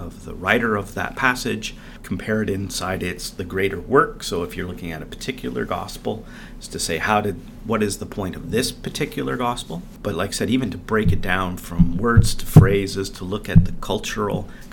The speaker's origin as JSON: {"language": "English", "country": "Canada", "tie": "born or raised there", "said": "growing up in Canada and knowing a little bit of French and English together"}